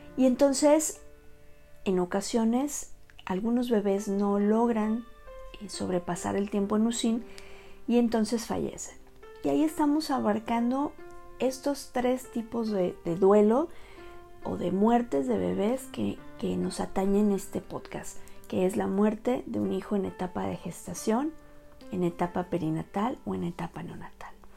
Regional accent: Mexico; Soy la primera mexicana en ser asesora en duelo gestacional y perinatal

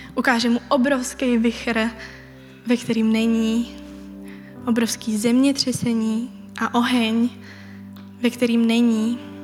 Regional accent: Czechia; Jako Češi

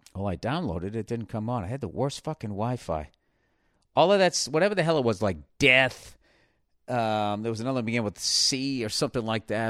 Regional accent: United States; speaking beautiful French as an American

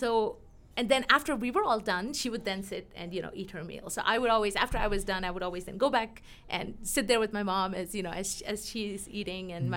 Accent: Mumbai, Maharashtra, India; moved away as an adult; also born or lived in Pittsburgh; now in Colorado, United States; back when we grew up in Mumbai

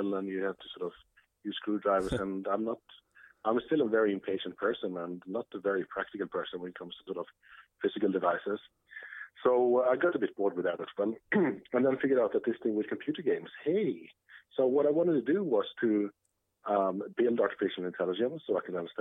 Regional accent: Sweden; English is a second language; moved away as an adult; also born or lived in Lund, Sweden; now in New York, United States; I'm from Sweden, grew up in Sweden

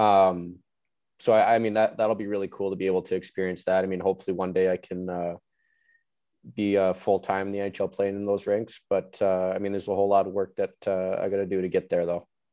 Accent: Vancouver, British Columbia, Canada; moved away; growing up in Vancouver

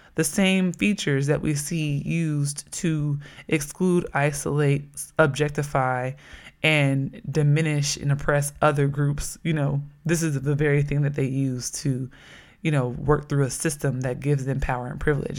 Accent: Oakland, California, United States; moved away; I'm from Oakland

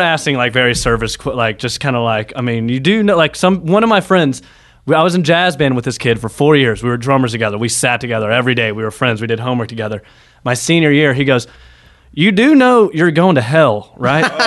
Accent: Nashville, Tennessee, United States; moved away as an adult; also born or lived in Georgia; now in New York City, United States; I'm from Nashville

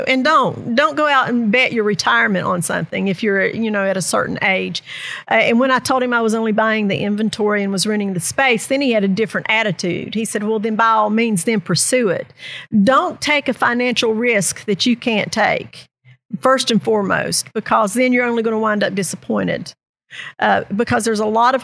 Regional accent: Southern West Virginia, United States; now in Princeton, United States; I grew up in Southern West Virginia

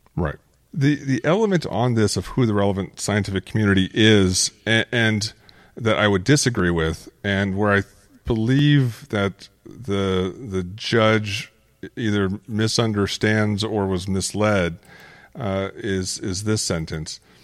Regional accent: Phoenix, Arizona, United States; growing up in Phoenix

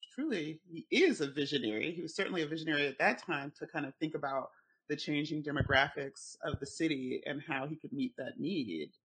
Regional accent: Richmond, Virginia, United States; we're both from Richmond

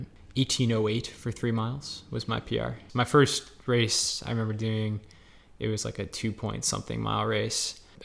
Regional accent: Naperville, Illinois, United States; also born or lived in Albany, New York / Minnesota; I'm from Naperville, Illinois

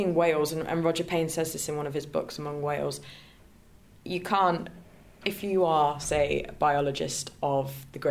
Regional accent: Leicester, East Midlands, United Kingdom; I'm from Leicester

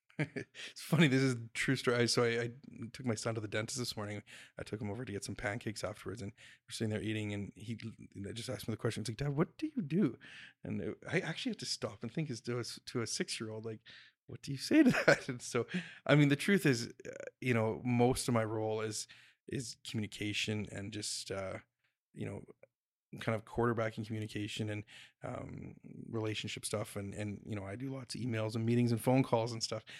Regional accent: Jasper, Alberta, Canada; moved away; I grew up in Jasper, so I kinda, I went back to Jasper

